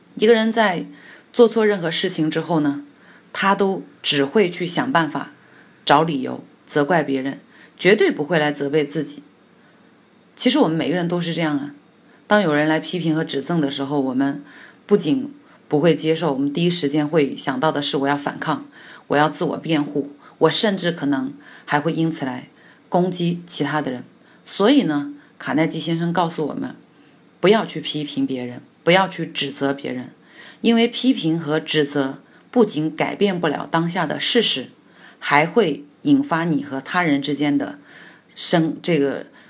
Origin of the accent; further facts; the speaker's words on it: China; 我们中国人